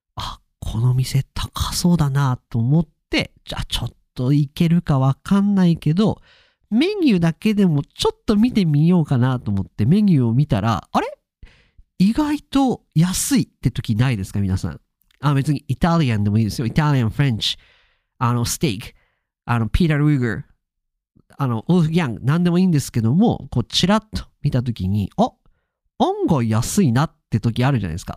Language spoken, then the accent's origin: Japanese; Akita, Japan; 地元 秋田から東京に出張に行く